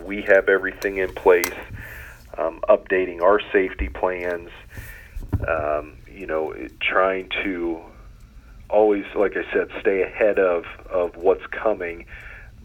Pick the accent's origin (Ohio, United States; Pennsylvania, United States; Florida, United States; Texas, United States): Ohio, United States; Loudonville; I'm originally from Loudonville, so about 45 minutes northeast of here.